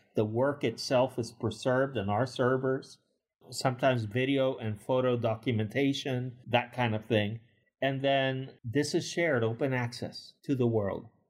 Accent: Puerto Rico; as a kid growing up in Puerto Rico in the eighties

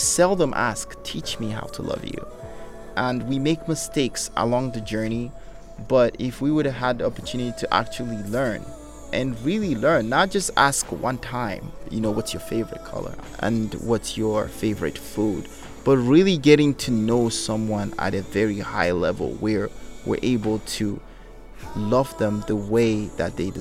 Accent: Nigeria; now in United States; growing up in Africa, and being American and coming back to America

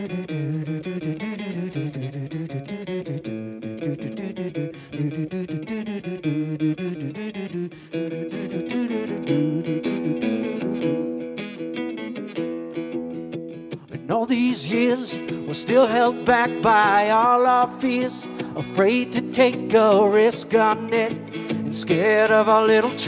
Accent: Rockford, Illinois, United States; moved away as an adult; also born or lived in Chicago, Illinois; now in Skokie, United States; I was born in Rockford, Illinois in 1980

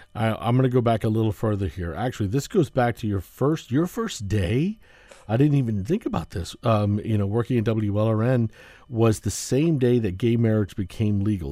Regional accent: Florida, United States; I grew up in Florida

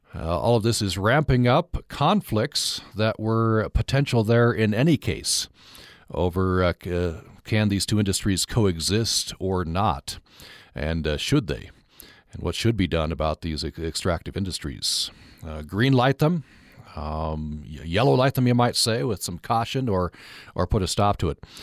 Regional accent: Vernal, Utah, United States; moved away; my hometown of Vernal

